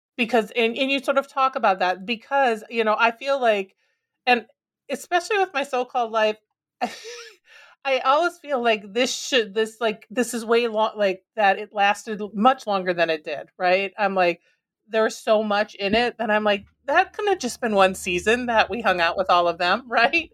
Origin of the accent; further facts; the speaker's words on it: Minnesota, United States; growing up in Minnesota